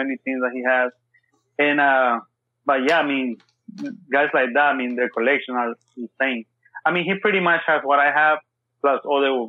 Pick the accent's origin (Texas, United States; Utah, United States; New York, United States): Texas, United States; I'm from Texas